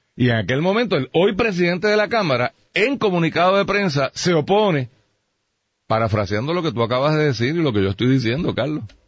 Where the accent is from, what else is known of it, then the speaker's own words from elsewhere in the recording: Puerto Rico; yo soy boricua